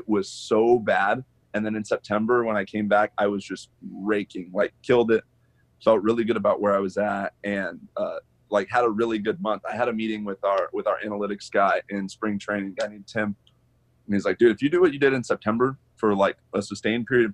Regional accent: Arizona, United States; I'm from Arizona

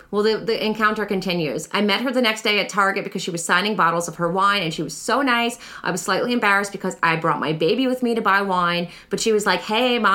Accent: Long Island, New York, United States; I work at the great jack o' lantern blaze at Old Bethpage Village Restoration on Long Island. I'm from Long Island.

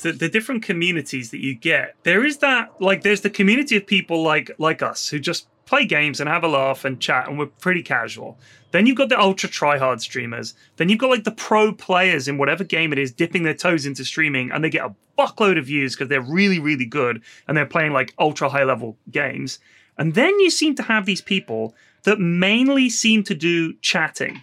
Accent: Bournemouth, South West England, United Kingdom; I grew up in Bournemouth, and the beach there is lovely

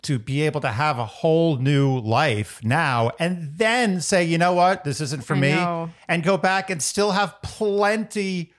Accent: New York City, New York, United States; I was born and raised in Manhattan

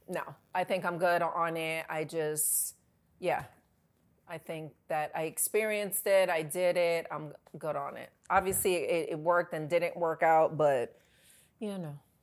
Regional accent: New York, United States; I'm from New York

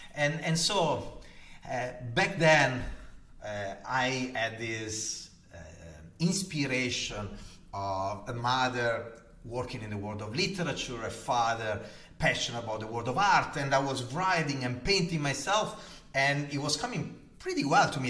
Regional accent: Gallarate, Lombardy, Italy; accent: Italian; English is a second language; moved away; am Italian, as you can hear from my heavy accent. Uh, and I was born 47 years ago in, the, in a town called Gallarate in the north of Italy, close to Milan

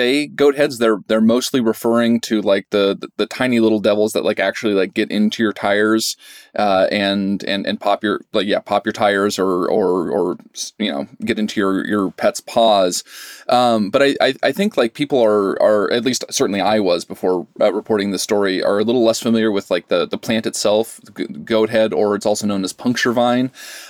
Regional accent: Pocatello, Idaho, United States; I grew up in Southeast Idaho, Pocatello, and Moab was a place that we often went to for vacations.

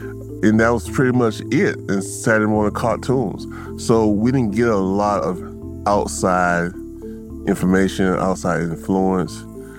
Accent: Sapelo Island, Georgia, United States; Growing up on Sapelo

